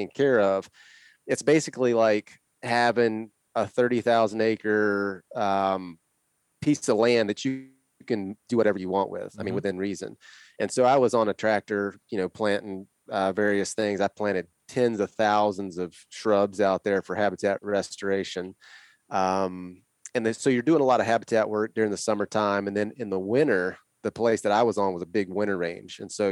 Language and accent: English; Northwest Florida, United States; moved away as an adult; also born or lived in Idaho Falls, Idaho / northern Idaho; now in Idaho, United States; I grew up in Northwest Florida on a ranch down there.